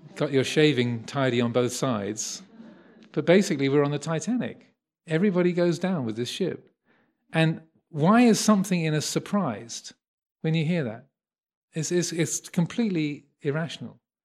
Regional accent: Kent, South East England, United Kingdom; I was born in Kent, so the home county

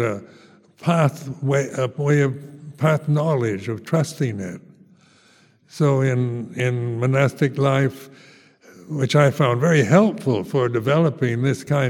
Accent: United States; moved away as an adult; also born or lived in Thailand; Being an American, the first foreigner in Lumpa Cha's Sangha

